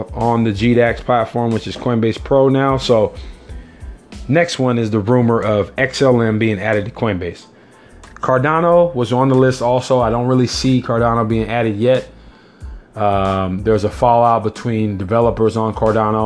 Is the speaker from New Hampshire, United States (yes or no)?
no; California, United States; I am a Californian